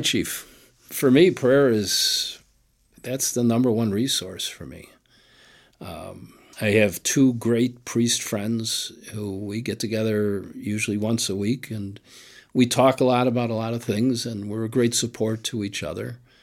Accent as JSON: {"language": "English", "town": "Chicago", "region": "Illinois", "country": "United States", "tie": "born or raised there", "said": "growing up on the West Side was great."}